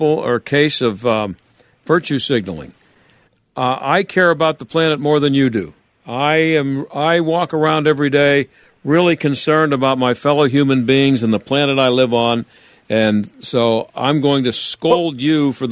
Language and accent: English; Pittsburgh, Pennsylvania, United States; from school up here in Pittsburgh